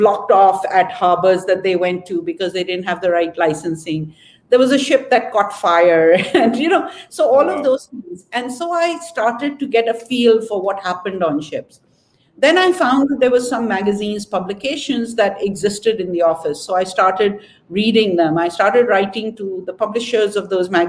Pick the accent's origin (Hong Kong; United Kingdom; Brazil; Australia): Hong Kong; moved away as an adult; now in Karachi, Pakistan; I grew up in Hong Kong and most of my education was there